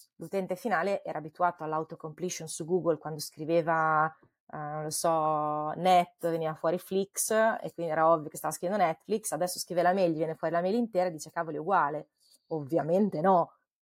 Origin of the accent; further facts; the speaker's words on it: Forlì, Emilia-Romagna, Italy; moved away as an adult; also born or lived in Bologna; now in Menlo Park, United States; io sono di Forlì